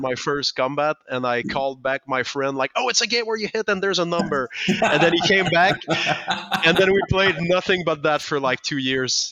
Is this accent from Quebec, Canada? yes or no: yes; Quebec, Canada; first language French; English is a second language; I didn't speak any English back then. We didn't get games in French in, in Quebec.